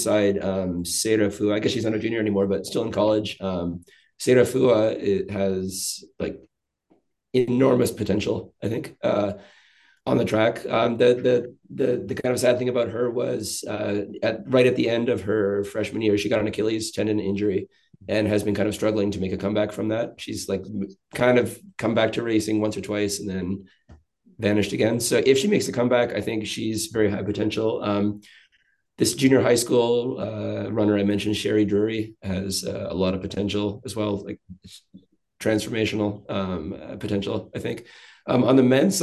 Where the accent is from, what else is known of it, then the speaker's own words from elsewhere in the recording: Canada; now in Japan; as a Canadian